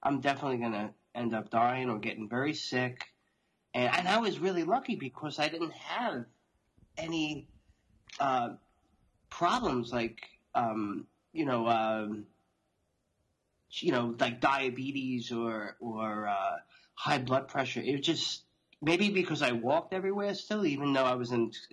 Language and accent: English; Long Island, New York, United States; I'm born and raised in New York, outside New York City on Long Island, as you could probably tell from my accent now